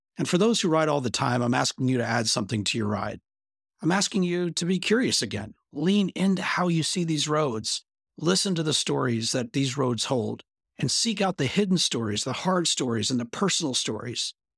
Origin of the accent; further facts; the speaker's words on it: Bentonville, Arkansas, United States; my hometown